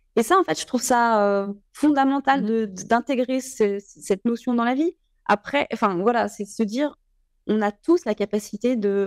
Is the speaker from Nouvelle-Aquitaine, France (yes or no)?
no; Lyon, Auvergne-Rhône-Alpes, France; je suis née à Lyon 8e. J'ai grandi euh, donc dans, un milieu euh, extrêmement privilégié dont j'ai conscience. J'ai grandi dans les Monts d'Or